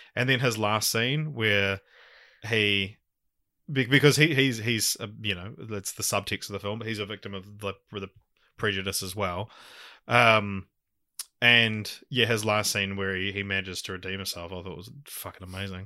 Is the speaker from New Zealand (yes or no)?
yes; New Zealand; accent: Kiwi; my Kiwi accent